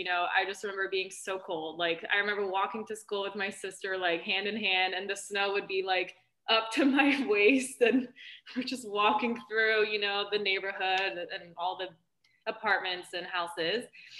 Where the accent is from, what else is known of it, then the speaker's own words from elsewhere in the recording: St. Louis, Missouri, United States; English is a second language; moved away as an adult; also born or lived in Germany / Canada / Vancouver / France; And I moved there when I was about 8 years old. I didn't speak a word of English.